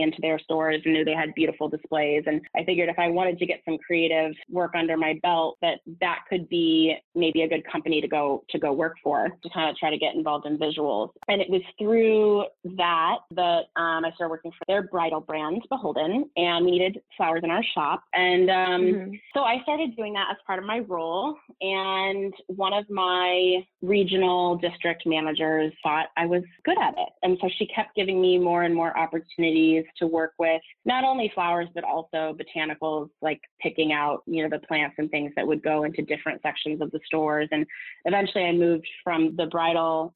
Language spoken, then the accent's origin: English; Southern California, United States; moved away as an adult; also born or lived in Los Angeles; now in New York, United States; I'm from Southern California